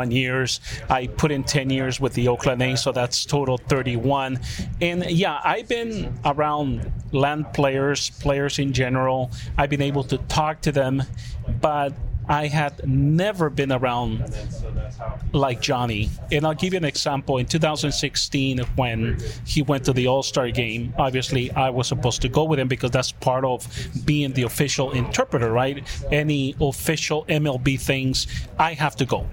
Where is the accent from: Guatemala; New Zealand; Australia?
Guatemala; moved away; I'm from Guatemala